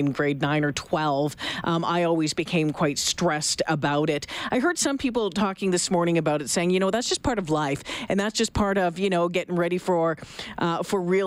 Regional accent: Ontario, Canada; now in Alberta, Canada; I grew up in Ontario

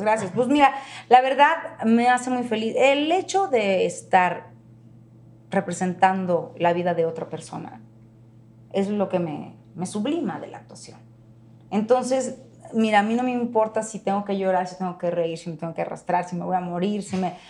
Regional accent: Mexico

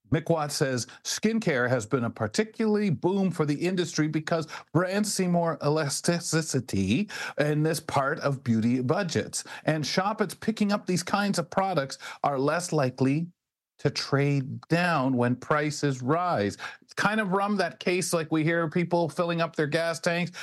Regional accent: London, Ontario, Canada; also born or lived in Montreal / Brantford / Toronto; I was born in Montreal. I love my part of London that I, I, grew up in, in Byron

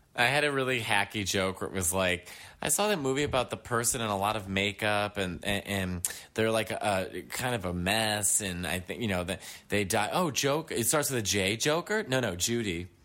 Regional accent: New York City, New York, United States; being a New Yorker

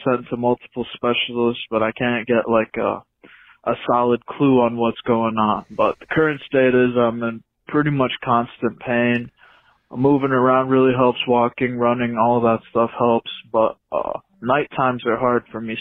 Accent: Michigan, United States; I'm from Michigan

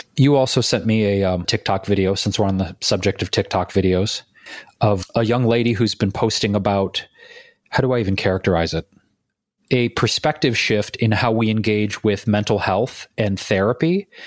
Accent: Detroit, Michigan, United States; moved away; going back to my hometown, Detroit

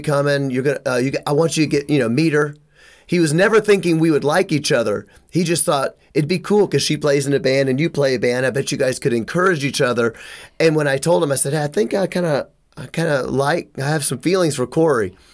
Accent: Memphis, Tennessee, United States; I'm from Memphis

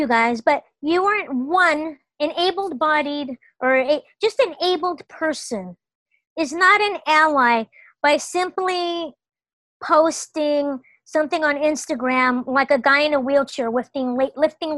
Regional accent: Los Angeles, California, United States; my entire childhood, growing up in the Los Angeles public school system

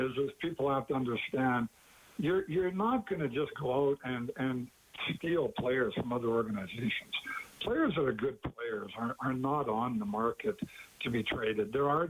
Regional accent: Calgary, Alberta, Canada; moved away as an adult; also born or lived in Detroit; being an Alberta boy and born and raised in Calgary, and of course always calling Alberta home

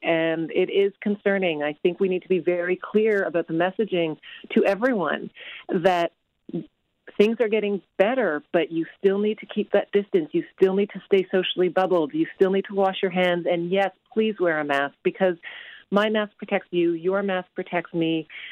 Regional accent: Canada; being Canadian

